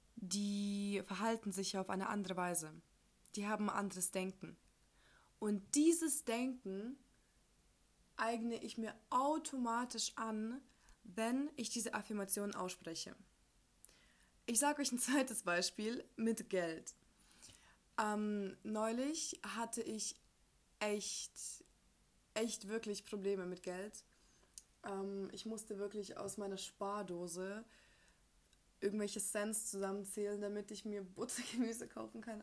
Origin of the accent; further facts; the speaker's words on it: Ukraine; moved away; Ich komme ja aus der Ukraine